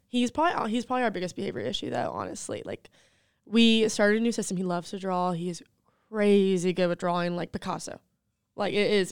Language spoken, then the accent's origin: English; Waxhaw, North Carolina, United States; moved away as an adult; also born or lived in Charlotte, North Carolina; now in South Carolina, United States; I'm from Charlotte, North Carolina. Well, Waxhaw, a little small town, South Charlotte originally, but I just moved to South Carolina about two years ago